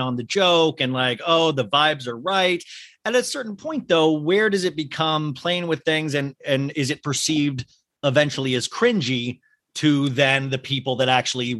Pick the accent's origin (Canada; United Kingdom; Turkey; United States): United States; Kansas; I grew up in Kansas where there were snowstorms